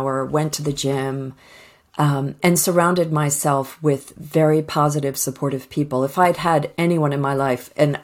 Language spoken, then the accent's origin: English; outside of Boston, Massachusetts, United States; moved away as an adult; now in United Kingdom; I grew up outside of Boston